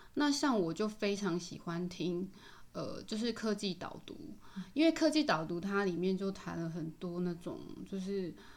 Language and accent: Chinese; Taiwan; 那当然嘛，我是台湾人